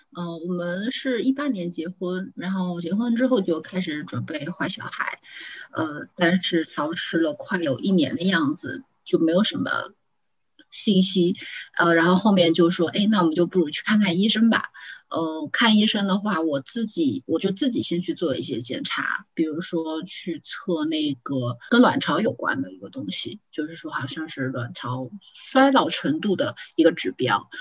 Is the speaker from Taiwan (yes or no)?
no; Zhejiang, China; 我是独生子女， 我是浙江人